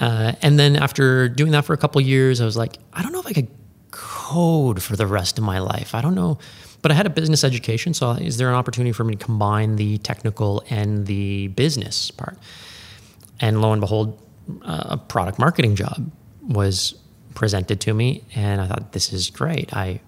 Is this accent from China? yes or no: no; Ottawa, Ontario, Canada; I was born and raised in Ottawa, believe it or not. Growing up in Ottawa, never thought I would stay.